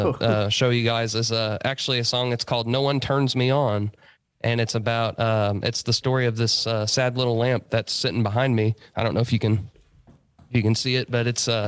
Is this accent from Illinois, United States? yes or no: yes; Carmi, Illinois, United States; I was raised right here in Carmi, just small towns, a little river town